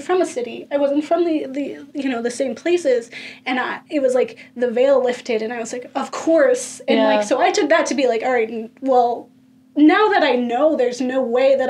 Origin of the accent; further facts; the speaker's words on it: Florida, United States; I'm from Florida